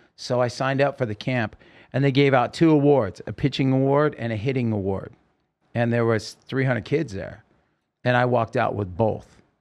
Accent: Oregon, United States; moved away; also born or lived in California; I grew up in Oregon

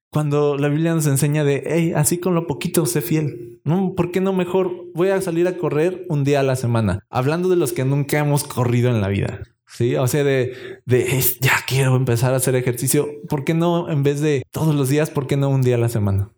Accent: Mexico; como buen mexicano

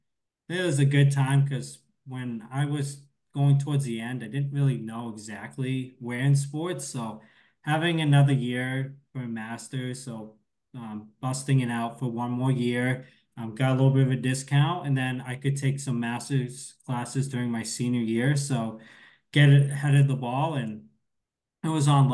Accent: East Coast, United States; moved away; I'm from the East Coast

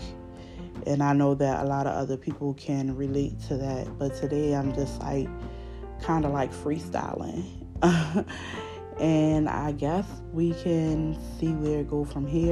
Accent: Baltimore, Maryland, United States; accent: Baltimore; I'm from Baltimore, y'all. So, y'all know my accent a little thick

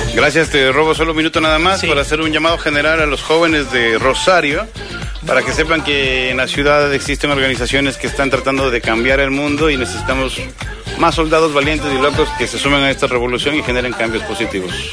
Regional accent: Quito, Pichincha, Ecuador; now in Argentina; soy quiteño

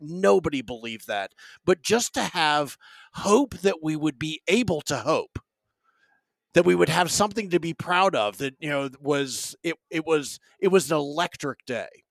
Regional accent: Raleigh, North Carolina, United States; I'm from Raleigh, North Carolina

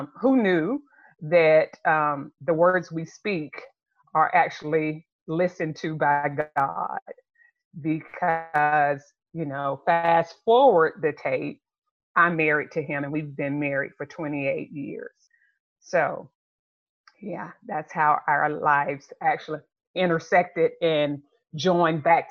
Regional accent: Florida, United States; moved away as an adult; also born or lived in Europe; I grew up in Florida.

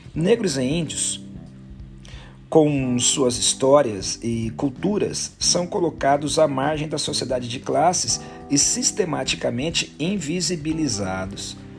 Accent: Brazil; Para nós brasileiros

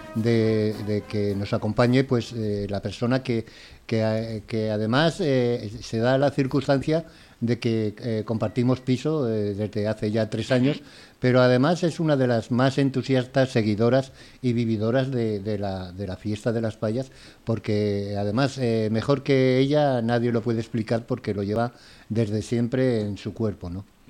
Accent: Valencia, Valencian Community, Spain; sí soy valenciano también y nacido además en, en la capital

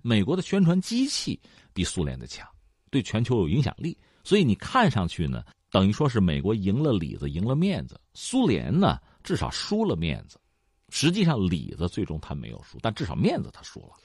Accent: China; 对我们中国人来讲呢，这个体验以前是没有的

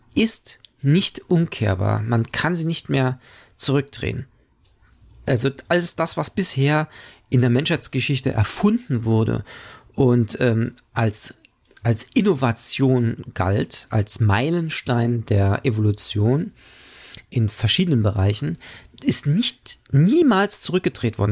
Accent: Germany; wir als Deutsche

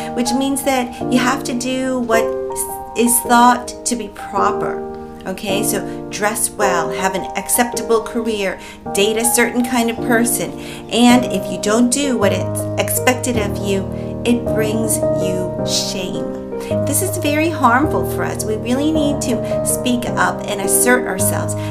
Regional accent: Philippines; I'm Filipino, and a Filipino value we have is hiya

